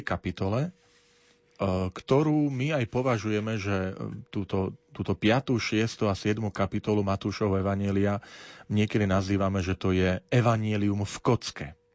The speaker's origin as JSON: {"language": "Slovak", "town": "Tvrdošín", "region": "Žilina Region", "country": "Slovakia", "tie": "born or raised there", "also_born_or_lived": "Banská Bystrica", "moved": "yes", "said": "Ja práve prichádzam priamo z Oravy, z môjho rodného Tvrdošína."}